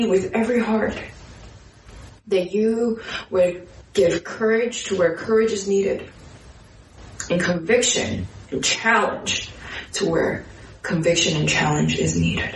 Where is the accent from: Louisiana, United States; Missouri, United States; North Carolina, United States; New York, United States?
New York, United States; New York City; as a New Yorker